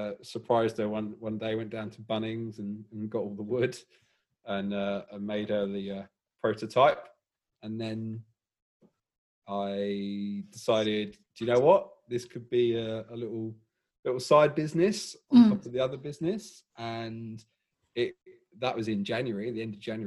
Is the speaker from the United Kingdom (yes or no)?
yes; England, United Kingdom; moved away as an adult; now in Melbourne, Australia; obviously from England by my dodgy accent.